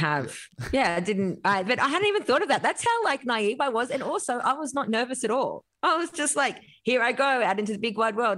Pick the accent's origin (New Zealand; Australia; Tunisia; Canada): Australia; Grafton, New South Wales; it maybe was about twelve thousand when I was growing up